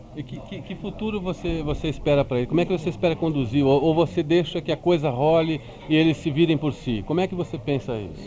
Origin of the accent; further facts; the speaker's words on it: Brazil; como brasileiro